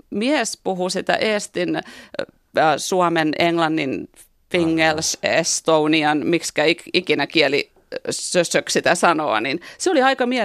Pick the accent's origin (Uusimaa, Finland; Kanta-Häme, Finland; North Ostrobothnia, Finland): Uusimaa, Finland; Helsinki; moved away as an adult; also born or lived in Seattle, United States; now in Florida, United States; mä oon liian helsinkiläinen sitten, niin mä en ole kasvanut sellaisessa kulttuurissa, että puhuttaisiin mistään punaisista ja valkoisista ollenkaan.